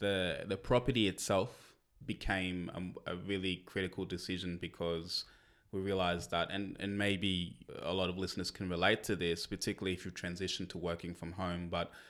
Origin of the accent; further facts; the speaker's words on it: Canberra, Australian Capital Territory, Australia; now in Launceston, Australia; Even though originally we came from Canberra, which was triple or quadruple the size of Launceston